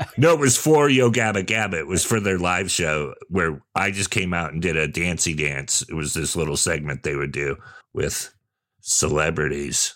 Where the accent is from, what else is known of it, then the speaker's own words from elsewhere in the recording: Sonoma, California, United States; also born or lived in Redwood City, California / San Jose, California; I grew up in Redwood City and San Jose first. So by the time I moved to Sonoma